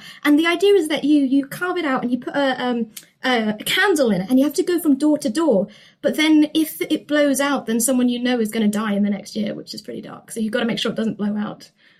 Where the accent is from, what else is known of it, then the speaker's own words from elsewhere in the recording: Isle of Man; I'm from the Isle of Man. And so we don't celebrate Halloween. We celebrate Hopchinay.